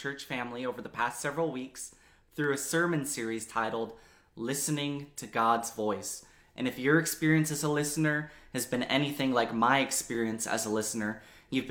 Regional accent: Big Island of Hawaii, United States; I grew up in the Big Island of Hawaii, and my childhood home was 4

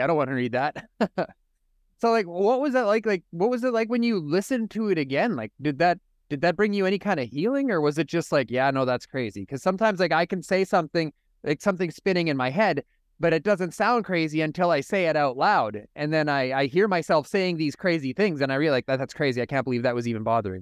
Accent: Saskatoon, Saskatchewan, Canada; I'm from Saskatoon, Saskatchewan, up in Canada.

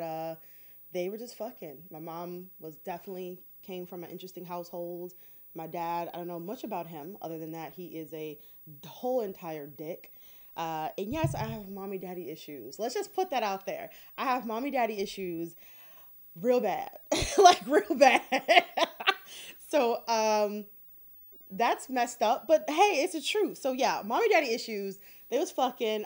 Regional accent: Detroit, Michigan, United States; I grew up in Detroit

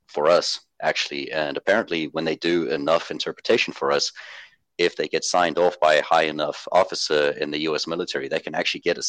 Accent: South Africa; I'm South African.

